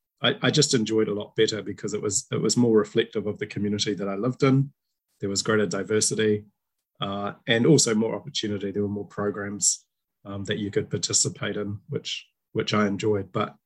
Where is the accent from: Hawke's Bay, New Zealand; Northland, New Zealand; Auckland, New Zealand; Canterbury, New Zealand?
Canterbury, New Zealand; Christchurch; the era in which I was growing up in Christchurch, New Zealand